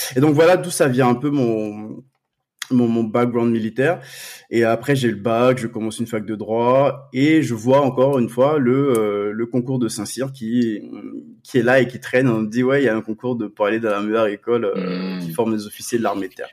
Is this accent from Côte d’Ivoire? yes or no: yes; Côte d’Ivoire; now in France; j'ai grandi en Côte d'Ivoire